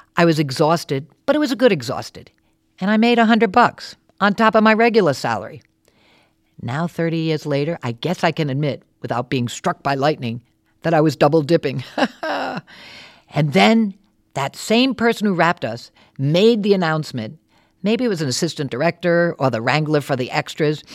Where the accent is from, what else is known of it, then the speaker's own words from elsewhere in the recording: Warwick, Rhode Island, United States; moved away as an adult; also born or lived in New York City; I grew up in Warwick, left to see the world, and then came back home